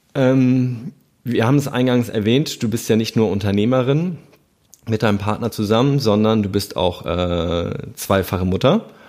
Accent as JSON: {"language": "German", "region": "Hamburg", "country": "Germany", "said": "ich komme ja aus Hamburg"}